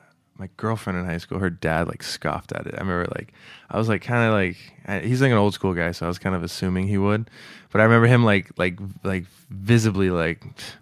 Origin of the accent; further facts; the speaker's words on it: California, United States; And then also growing up in the Bay Area, it's like such a, it's similar to New York in the sense it's just so rich ethnically.